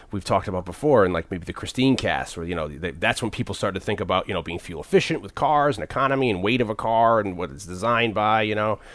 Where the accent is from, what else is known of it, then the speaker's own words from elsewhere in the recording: Connecticut, United States; I'm from Connecticut